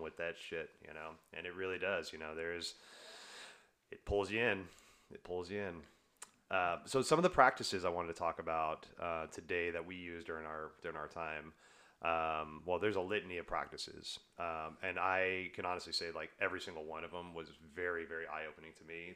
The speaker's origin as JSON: {"language": "English", "region": "the South", "country": "United States", "tie": "born or raised there", "said": "I grew up in the South"}